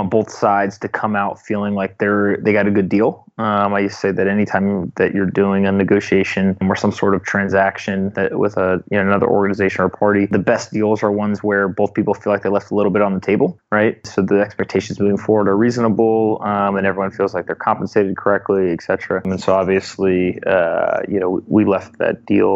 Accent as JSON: {"language": "English", "region": "North Carolina", "country": "United States", "tie": "born or raised there", "also_born_or_lived": "South Florida", "said": "I'm from North Carolina. I was born in South Florida, but grew up there in North Carolina."}